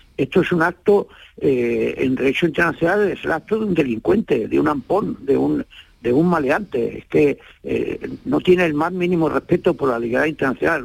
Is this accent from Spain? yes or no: yes; Almería, Andalusia, Spain; yo soy andaluz por los cuatro costados